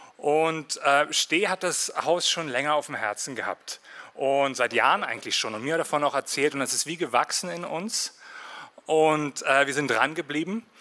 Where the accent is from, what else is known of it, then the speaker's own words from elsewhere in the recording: Berlin, Germany; moved away as an adult; also born or lived in Winterthur, Switzerland / Berner Oberland, Switzerland; now in Bernese Oberland, Switzerland; Ich bin in Marzahn aufgewachsen